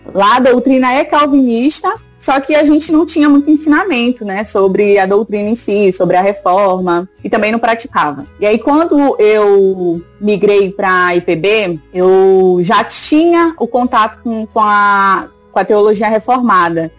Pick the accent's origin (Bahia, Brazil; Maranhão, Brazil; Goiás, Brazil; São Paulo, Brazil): Maranhão, Brazil; São Luís; eu sou de São Luís, do Maranhão